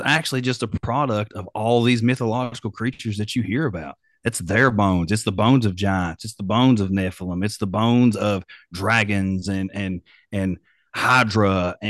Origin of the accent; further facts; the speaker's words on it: West Virginia, United States; Oh, I'm down. I was born in West Virginia. I'm down. I'm always a West Virginian